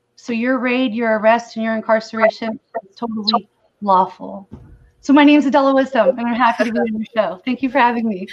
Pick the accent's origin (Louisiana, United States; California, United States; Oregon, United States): California, United States; moved away as an adult; now in Missouri, United States; I'm originally from California